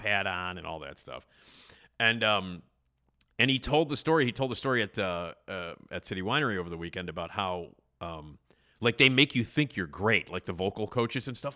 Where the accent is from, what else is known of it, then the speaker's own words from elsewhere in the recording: Chicago, Illinois, United States; I lived in the city, as you know, um, um, in Wrigleyville